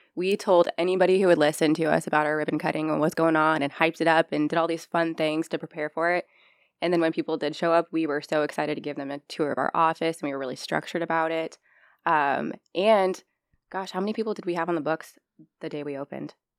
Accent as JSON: {"language": "English", "town": "Norwalk", "region": "Iowa", "country": "United States", "also_born_or_lived": "Omaha area", "moved": "yes", "lives_now": "Council Bluffs, United States", "said": "I'm from Norwalk, Iowa. I moved to the Omaha area a long time ago"}